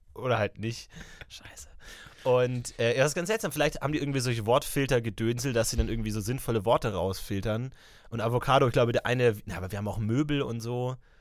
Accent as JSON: {"language": "German", "town": "Ebersberg", "region": "Bavaria", "country": "Germany", "tie": "born or raised there", "moved": "yes", "said": "in meiner Heimat, ich war in Ebersberg unterwegs"}